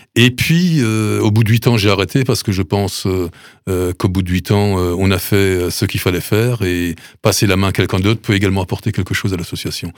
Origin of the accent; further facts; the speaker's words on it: Sélestat, Grand Est, France; also born or lived in Duttenheim; je suis natif de Celesta